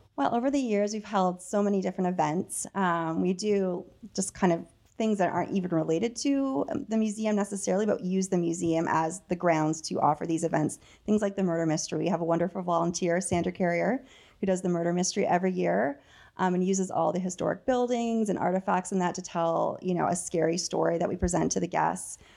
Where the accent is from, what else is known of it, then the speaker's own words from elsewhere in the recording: Dananagra, Ontario, Canada; moved away; I'm from Dananagra.